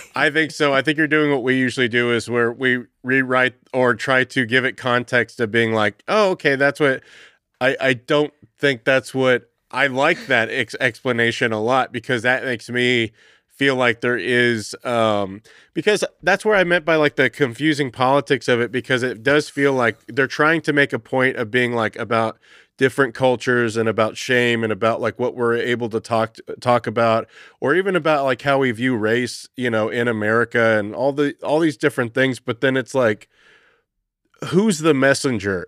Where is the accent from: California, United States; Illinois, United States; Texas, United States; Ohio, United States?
Texas, United States; growing up in Texas